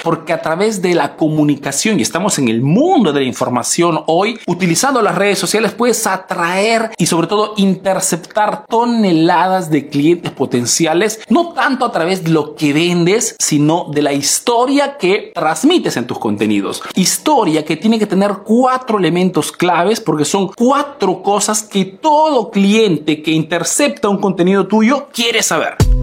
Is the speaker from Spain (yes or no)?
no; Peru; now in Italy